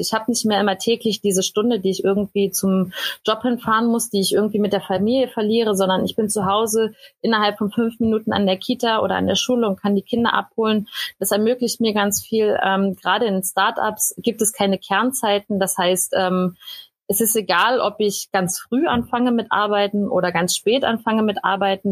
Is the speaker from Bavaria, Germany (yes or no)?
no; Berlin, Germany; moved away as an adult; also born or lived in Cottbus; ich bin ursprünglich aus Berlin